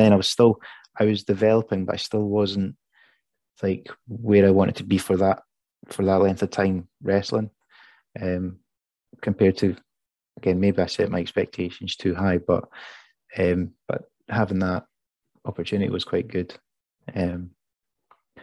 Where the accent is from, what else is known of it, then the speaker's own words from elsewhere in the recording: Perth, Scotland, United Kingdom; it's Perth, it's my hometown